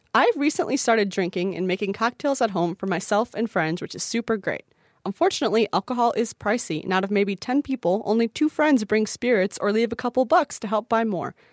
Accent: Midwest, United States; I'm from the Midwest, so no one knows what I'm saying anytime

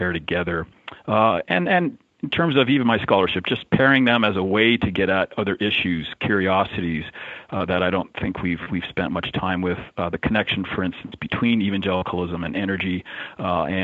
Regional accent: Alberta, Canada; I grew up in Alberta, an oil patch, the Texas of Canada

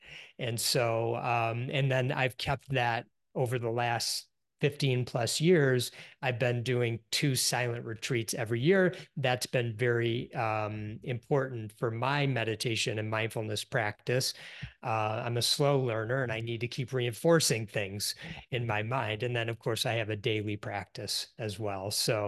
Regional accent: Detroit, Michigan, United States; Yep, I grew up in the Detroit area.

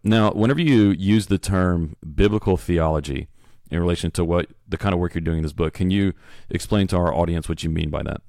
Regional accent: Beaumont, Texas, United States; I was born in Beaumont

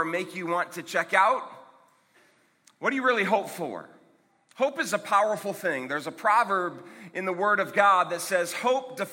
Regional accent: Akron, Ohio, United States; I'm from Akron, Ohio

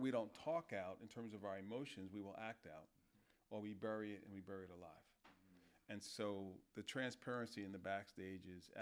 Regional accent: New York, United States; I'm a New Yorker

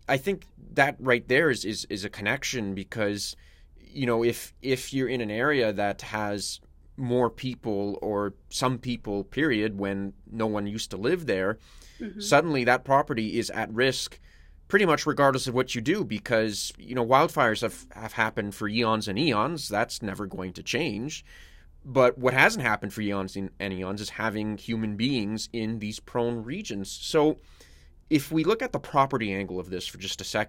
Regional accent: Canadian Prairies, Canada; I grew up on the Canadian prairies

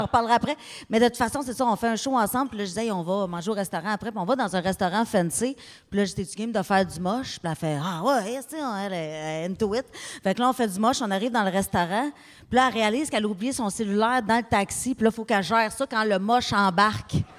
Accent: Abitibi, Quebec, Canada; je viens d'Abitibi.

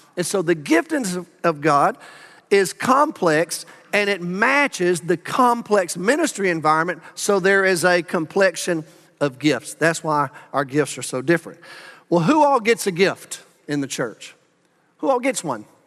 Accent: Birmingham, Alabama, United States; moved away as an adult; also born or lived in Huntsville, Alabama; now in Arlington, United States; I grew up in Birmingham

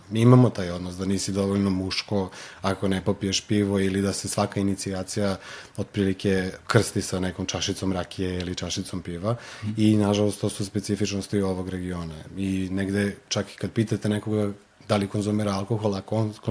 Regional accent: Belgrade, Serbia; ja sam sa Zvezdare, tako da u principu nekako taj kraj je i bio specifičan po tim nekim možda lošim izborima u tom trenutku.

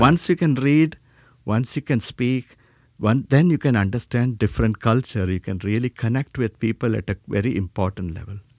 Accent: South India, India; moved away; I was born in India, South India

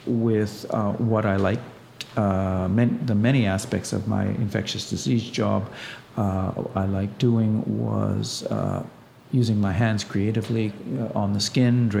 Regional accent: Ottawa, Ontario, Canada; also born or lived in Canadian Prairies; I was raised on the prairies

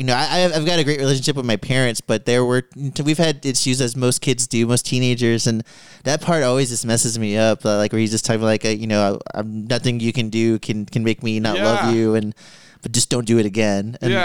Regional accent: San Antonio, Texas, United States; I was born and raised here in San Antonio

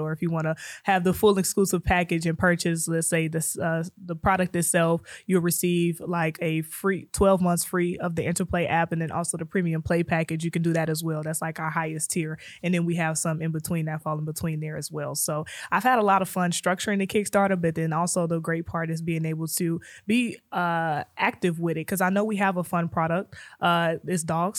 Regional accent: Chicago, Illinois, United States; moved away as an adult; now in Kansas City, United States; I'm originally from Chicago.

